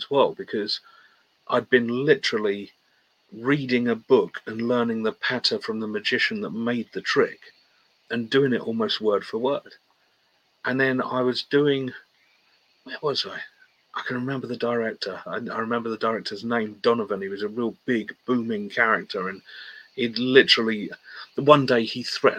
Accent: United Kingdom; We're British.

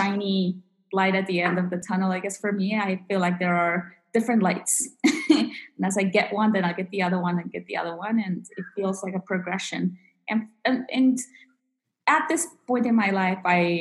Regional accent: DC area of Virginia, United States; moved away as an adult; also born or lived in Peru / Utah; I was born in Peru and grew up in the DC area of Virginia here in the United States

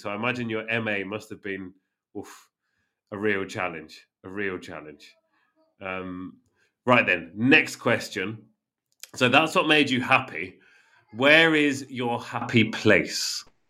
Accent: Northampton, East Midlands, United Kingdom; moved away; my hometown in the UK

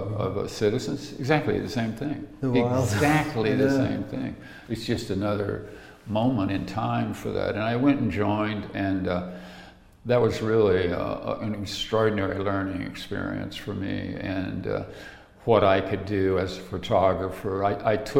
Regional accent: the South, United States; moved away; also born or lived in Santa Barbara; I grew up in the South in a lot of poverty

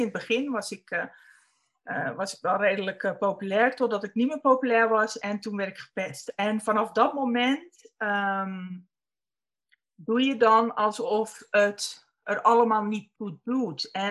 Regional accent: North Holland, Netherlands; born there; Dat weet ik niet. Dat is of op meer of Spanbroek.

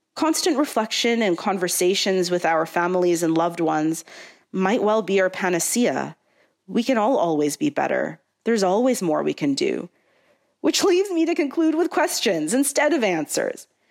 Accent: Canada; a Canadian-born South Asian Ismaili Muslim with three generations before me from Tanzania

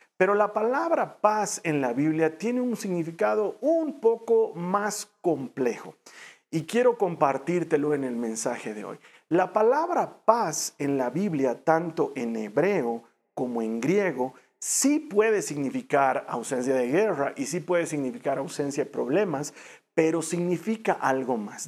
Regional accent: Bolivia; en mi país Bolivia

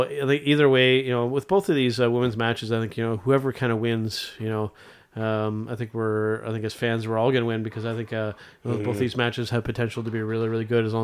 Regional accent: Canada; as a Canadian wrestling fan

